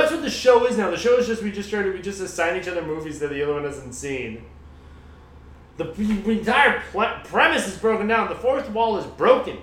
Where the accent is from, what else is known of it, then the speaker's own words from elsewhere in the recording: United States; we're both American